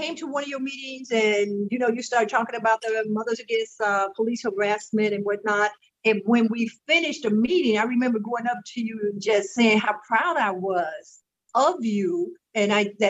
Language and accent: English; Chicago, Illinois, United States; now in Seattle, United States; growing up in Chicago in a project with five brothers